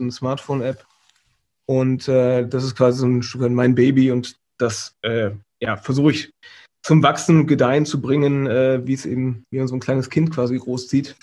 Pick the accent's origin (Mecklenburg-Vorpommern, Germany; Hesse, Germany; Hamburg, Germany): Hesse, Germany; Vordertaunus, north of Frankfurt; moved away as an adult; also born or lived in Karlsruhe; ich komme aus dem Vordertaunus, also äh, südlich von, äh, nee, nördlich ist es, Entschuldigung, von, von Frankfurt, mhm. ähm, im, im, aus dem Hessischen